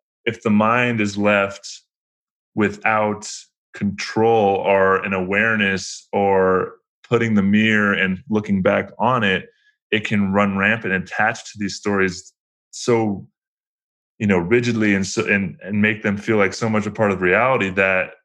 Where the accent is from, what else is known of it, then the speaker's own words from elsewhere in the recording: United States; growing up in America